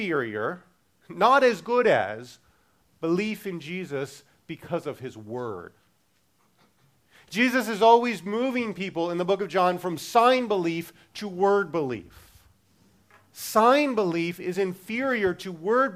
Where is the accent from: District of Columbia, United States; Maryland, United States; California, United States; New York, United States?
Maryland, United States; Baltimore; I'm from Baltimore